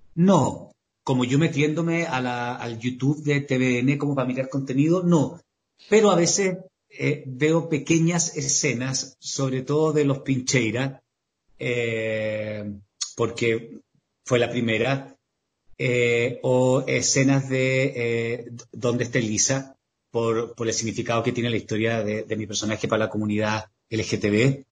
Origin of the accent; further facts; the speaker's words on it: Temuco, Araucanía, Chile; yo soy, soy sureño, soy de la novena región, soy de Temuco.